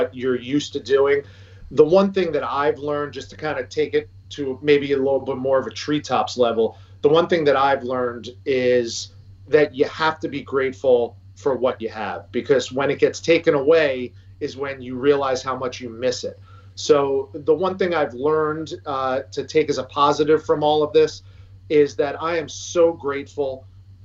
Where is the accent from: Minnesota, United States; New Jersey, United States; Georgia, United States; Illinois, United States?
New Jersey, United States; River Vale; growing up in Rivervale, growing up in New Jersey